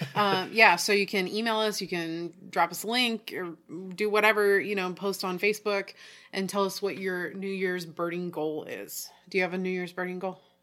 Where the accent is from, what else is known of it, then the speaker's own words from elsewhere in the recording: Oregon, United States; also born or lived in Tallahassee / Houston; we're from Oregon